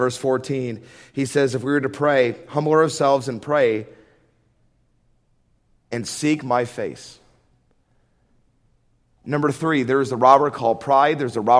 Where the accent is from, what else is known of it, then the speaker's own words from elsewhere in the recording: Atlanta, Georgia, United States; I remember when I was 10, growing up in Atlanta